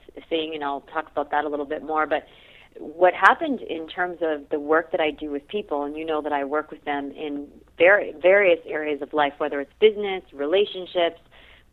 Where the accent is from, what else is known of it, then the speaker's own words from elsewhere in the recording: Boston, Massachusetts, United States; moved away as an adult; now in West Coast, United States; I actually was born in Boston, so I hail from the East Coast. That's where I did all of my schooling